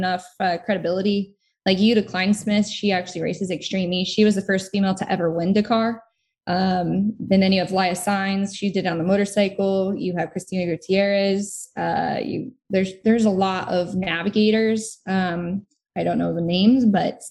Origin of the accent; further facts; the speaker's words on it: United States; as an American